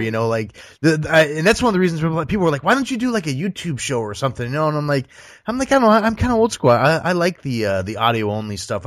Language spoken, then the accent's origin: English; Ohio, United States; moved away as an adult; now in Nashville, United States; I, I originally grew up in Ohio, so uh, I'm, I'm a I'm a Midwest guy